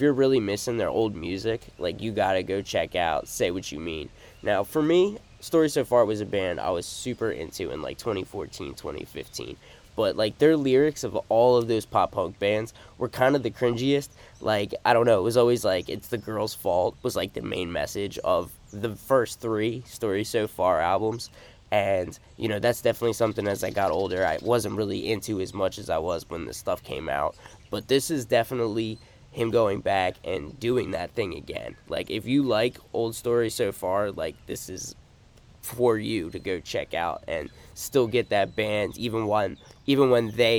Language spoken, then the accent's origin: English; United States; It's my fault being a stupid American